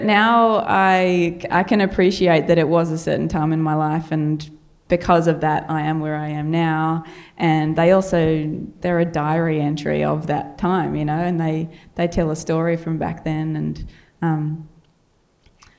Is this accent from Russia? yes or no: no; Australia; accent: Australian; my Australian accent